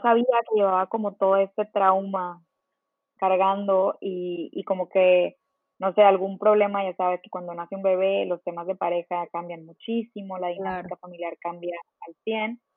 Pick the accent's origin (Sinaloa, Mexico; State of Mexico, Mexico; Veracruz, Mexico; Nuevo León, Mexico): Nuevo León, Mexico; Monterrey; moved away as an adult; also born or lived in Mexico City; yo soy de Monterrey y estaba viviendo en la Ciudad de México